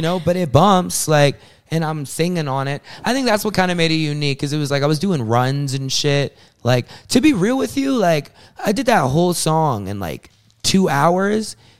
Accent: South Carolina, United States; moved away as an adult; also born or lived in Atlanta, Georgia; now in Long Island, United States; I'm an artist, born in Atlanta, grew up in South Carolina

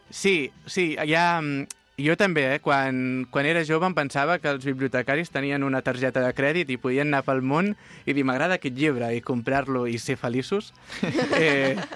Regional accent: La Bisbal del Penedès, Catalonia, Spain; jo sóc de la Bisbal i vaig guanyar l'oposició a la Bisbal

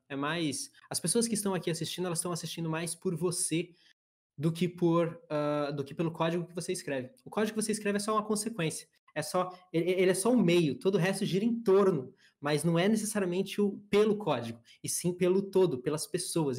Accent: São Paulo, Brazil; moved away as an adult; also born or lived in Itatiba; now in Santa Catarina, Brazil; Eu sou do sul do Brasil hoje, minha família inteira é de São Paulo, mas eu escolhi o estado de Santa Catarina para morar

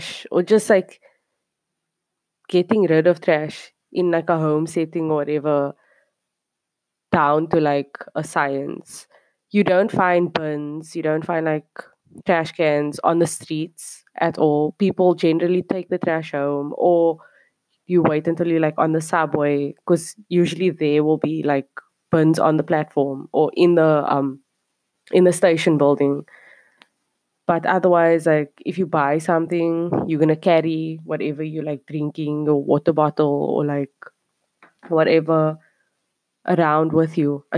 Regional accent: Cape Town, Western Cape, South Africa; moved away as an adult; now in South Korea; I'm from Cape Town, South Africa, coming at you from somewhere South Korea

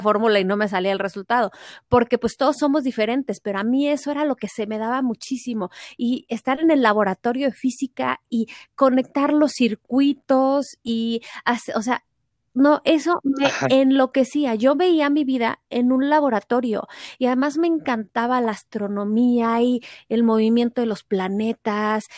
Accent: Mexico City, Mexico; also born or lived in Cancún; Yo nací y crecí en la Ciudad de México

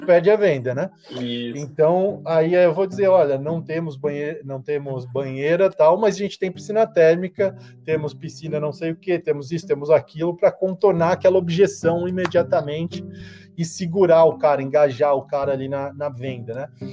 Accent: Florianópolis, Santa Catarina, Brazil; Eu sou de Florianópolis, né? É, manezinho da ilha aqui.

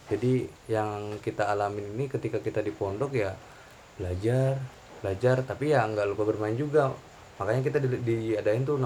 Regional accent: Bogor, West Java, Indonesia; also born or lived in Malang; Di profil gue tadi gue udah bilang kalau gue tuh lahir di Bogor bang. Otomatis ya gue kecil di Bogor.

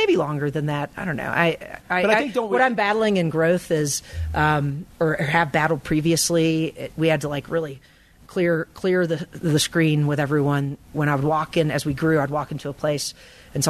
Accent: Kernersville, North Carolina, United States; also born or lived in Greensboro / Raleigh; I was born in Greensboro, grew up in Kernersville, a little tiny town between Winston-Salem and Greensboro

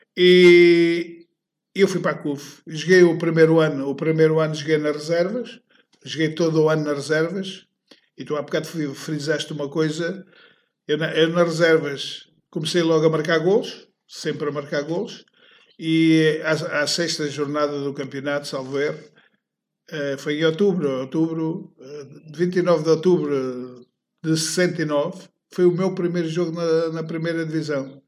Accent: Moita, Setúbal, Portugal; nesta rua que aqui estamos, era onde, foi onde eu nasci

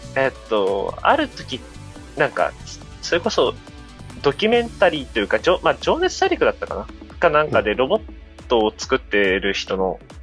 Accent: Miyazaki, Japan; 僕、地元宮崎なんですよ。

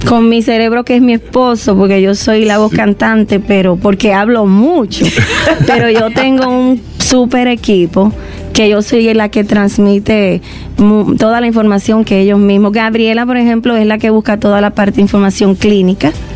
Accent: Dominican Republic; moved away as an adult; Y cuando me fui de República Dominicana vivía al 100%

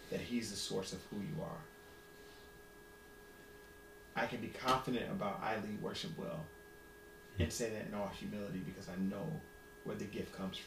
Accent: Ohio, United States; now in Washington, D.C., United States; I'm from Ohio

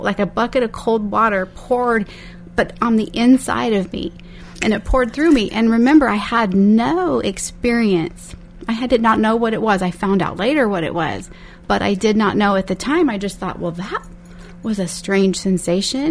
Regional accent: Bakersfield, California, United States; I was born and raised here in Bakersfield

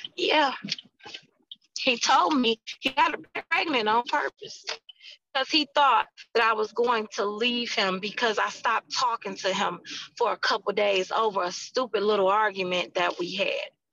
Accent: United States; I'm American

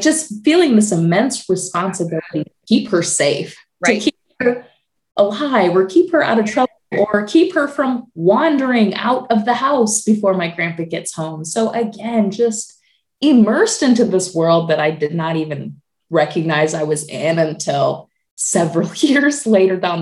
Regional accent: Michigan, United States; moved away as an adult; now in Indianapolis, United States; I'm originally from Michigan

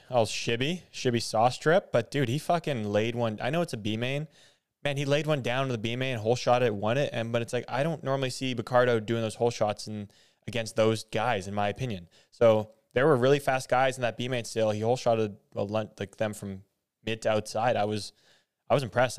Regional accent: Canada; as a Canadian

